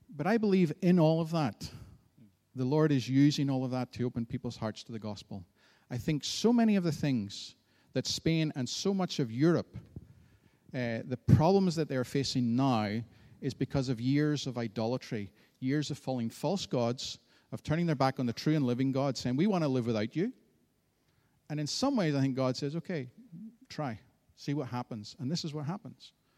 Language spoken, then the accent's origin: English; Antrim, Northern Ireland, United Kingdom; I grew up in the town of Antrim